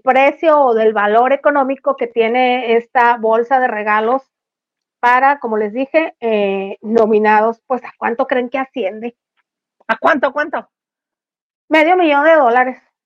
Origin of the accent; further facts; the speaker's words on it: El Fuerte, Sinaloa, Mexico; el Chepito y yo somos del Fuerte Sinaloa